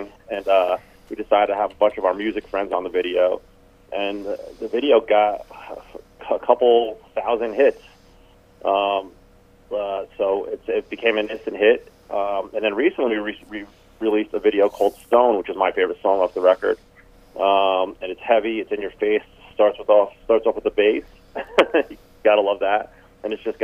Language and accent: English; Rahway, New Jersey, United States; We come from Rahway, New Jersey